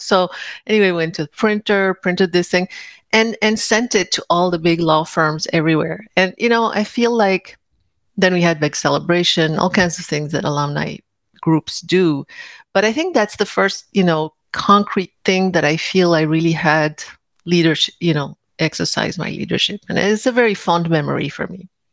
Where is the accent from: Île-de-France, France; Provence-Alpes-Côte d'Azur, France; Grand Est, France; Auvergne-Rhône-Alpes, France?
Île-de-France, France; Paris; moved away; I grew up in Paris